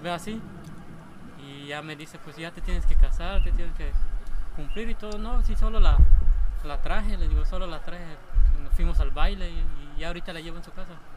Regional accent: Hacienda Chuncaná, Yucatán, Mexico; now in Homún, Mexico; soy de la hacienda de Chuncaná

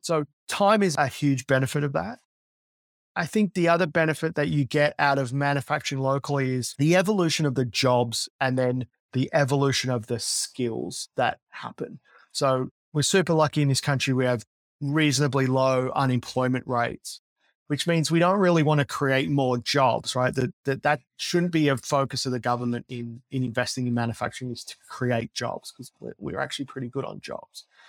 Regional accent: Australia; moved away as an adult; also born or lived in Silicon Valley, United States; as an Aussie that lived there for twelve years

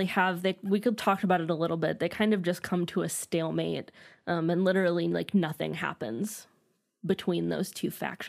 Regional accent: California, United States; I'm from California and guys is gender neutral.

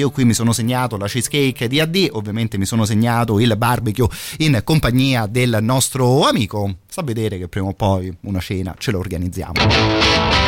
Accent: Italy; noi italiani

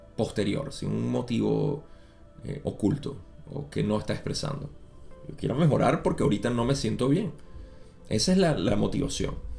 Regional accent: Venezuela

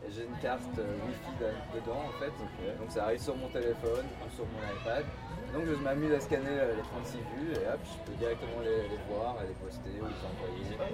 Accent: Brussels, Brussels-Capital Region, Belgium; moved away as an adult; now in Tokyo, Japan; Je suis un, garçon de Belgique, né à Bruxelles. ah, t'es né à Bruxelles Ouais, je suis né à Bruxelles.

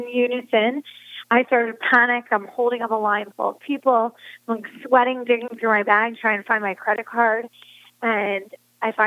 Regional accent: Media, Pennsylvania, United States; I was born right outside of Philadelphia in an area called Delaware County, in a town called Media

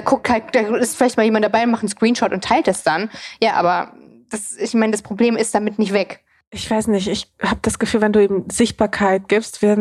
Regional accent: East Germany, Germany; born there; ich bin ja auch im Osten zum Beispiel geboren

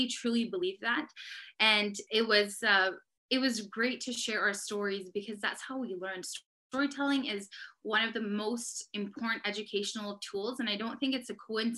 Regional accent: Surrey, South East England, United Kingdom; I was born and raised in Surrey, that I was born into a Muslim family

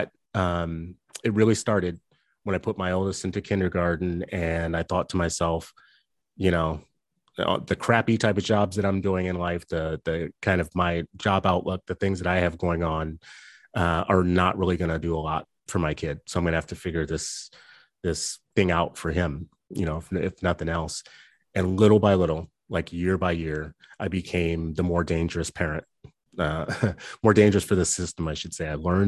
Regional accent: New Orleans, Louisiana, United States; also born or lived in California / Minnesota / Los Angeles; I grew up in, I was born in California. I was there for a few grades, the early grades, moved to Louisiana. So did a portion of elementary, middle, and high school in New Orleans. And did fourth grade in Minnesota and fifth grade in Los Angeles

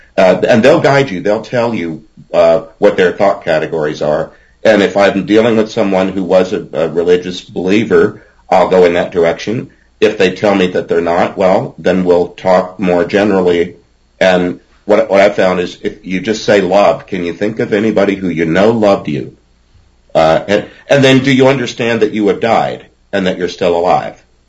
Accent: Groves, Texas, United States; accent: Southern drawl; I grew up in Groves, Texas, in Southeast Texas, and uh, I can put on a twang if I need

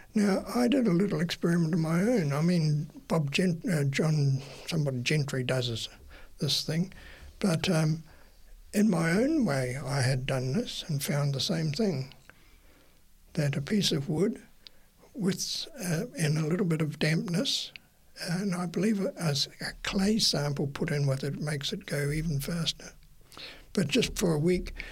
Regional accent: Napier, Hawke's Bay, New Zealand; moved away as an adult; also born or lived in Wellington, New Zealand; I grew up um, in Napier, but I moved at 18 to Wellington to attend university

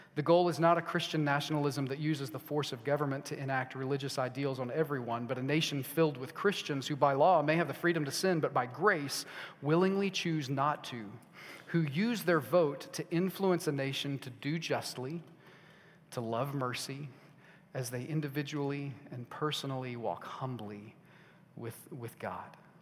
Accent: United States; I am American and I'm proud to be

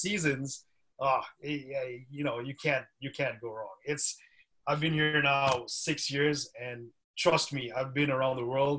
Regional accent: India; So I grew up, originally I'm from India, right? So my parents are from India, even though my name doesn't say that. Portuguese roots.

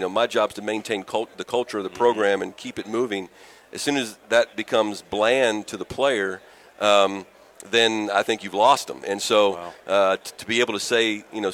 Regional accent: Western Maryland, United States; I'm from Western Maryland.

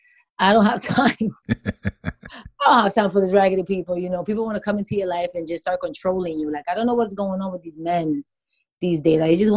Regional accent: New York, United States; because when I came here from New York, I became so attached to him

